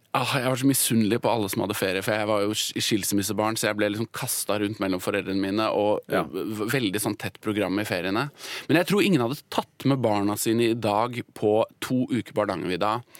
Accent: Oslo, Norway; så vokste jeg opp på, uh, i et Obos-borettslag på Oslo vest.

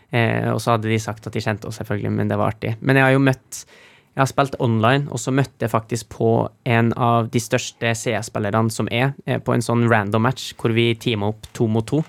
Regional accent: Trofors, Nordland, Norway; vi hjemme på Trofors

